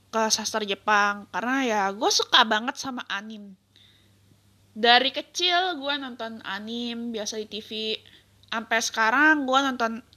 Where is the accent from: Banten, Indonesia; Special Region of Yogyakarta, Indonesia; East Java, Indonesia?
Banten, Indonesia; Tangerang; born there; now in Bekasi, Indonesia; gue pindah ke Bekasi tahun 99 dari Tangerang tempat kelahiran gue. Tapi gue masih bingung, kenapa di KTP gue itu ditulis Jakarta gitu.